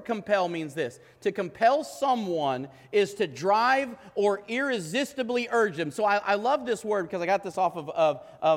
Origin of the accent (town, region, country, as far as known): United States